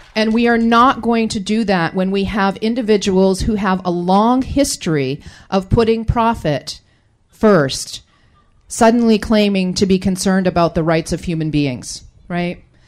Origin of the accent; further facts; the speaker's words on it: Penobscot Nation, Maine, United States; we're Penobscot people from the Penobscot Nation, and we live in relationship an inseparable relationship with the Penobscot River